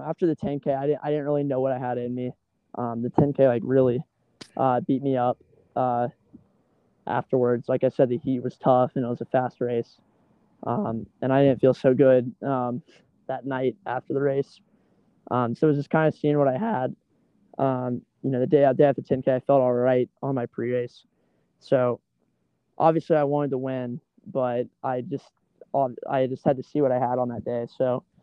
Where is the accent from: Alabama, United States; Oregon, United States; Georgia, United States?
Georgia, United States; Athens; moved away as an adult; I'm from Athens, Georgia, and, you know, in high school, I trained in some really tough weather